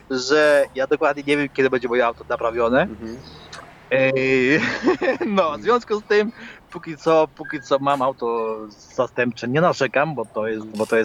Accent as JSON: {"language": "Polish", "country": "Poland", "accent": "Polish mixed with Irish (Dublin)", "said": "No, i w tej chwili mój akcent, który tutaj się zwieszał, polski akcent z irlandzkim, mhm. no to sprawia, sprawia ludzi w pezeku totalnie."}